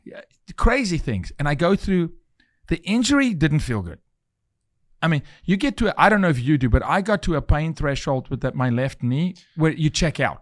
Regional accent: South Africa; moved away; I'm from South Africa

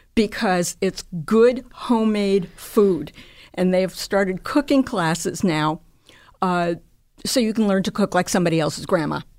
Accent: New York City, New York, United States; I grew up on Dykeman Street, right by the Dykeman House

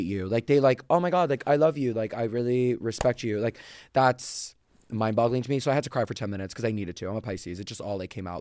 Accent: Florida, United States; I'm from Florida

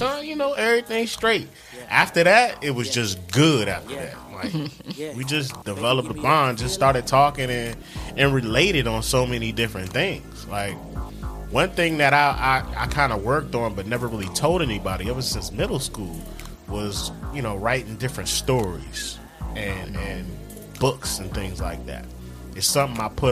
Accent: Washington, District of Columbia, United States; moved away as an adult; now in Charlotte, United States; I'm from Northwest DC. Grew up in Northwest.

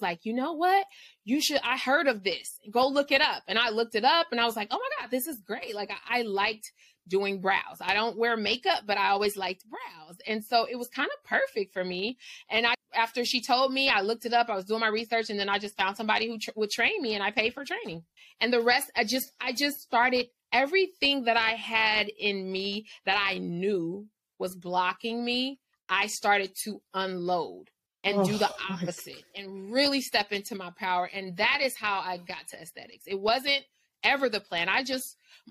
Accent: Los Angeles, California, United States; I'm from the inner city of LA, so I'm from South Central

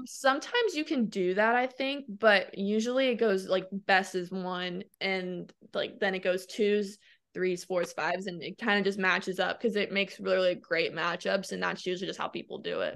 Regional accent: Ormond Beach, Florida, United States; also born or lived in Michigan; I was born in Michigan. I grew up in Ormond Beach, Florida, which is about an hour north

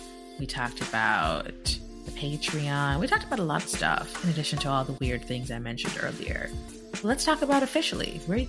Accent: Jamaica; I'm very Jamaican of me. I can't help it.

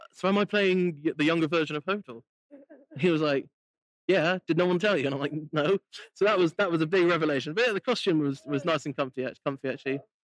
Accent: United Kingdom; I'm so British

